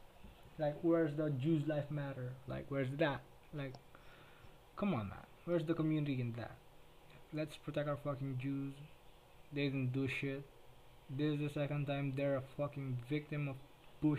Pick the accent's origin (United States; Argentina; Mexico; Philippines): Philippines; first language Tagalog; English is a second language; everybody here speaks Filipino, everybody here speaks Tagalog, so yeah, I speak in fucking in my native tongue